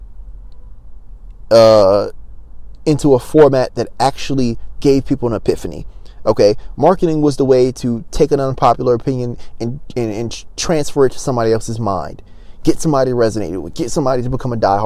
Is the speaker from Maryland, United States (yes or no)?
yes; Baltimore, Maryland, United States; I'm from Baltimore